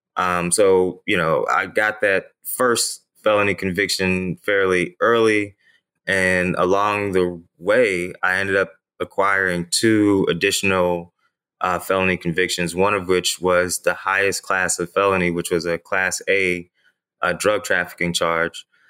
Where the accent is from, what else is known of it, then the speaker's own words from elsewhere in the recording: Ferguson, Missouri, United States; I'm from the Ferguson, Missouri area. And, uh, you know, growing up in that particular area